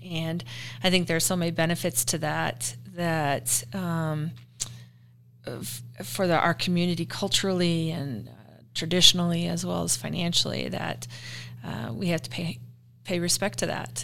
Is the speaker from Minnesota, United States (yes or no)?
yes; Minnesota, United States; also born or lived in Denver; now in Riverton, United States; I'm from Minnesota originally. I grew up in a fairly small town there